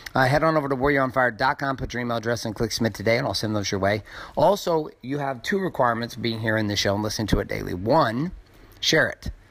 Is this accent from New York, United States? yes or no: no; Stockton, California, United States; growing up in Stockton, California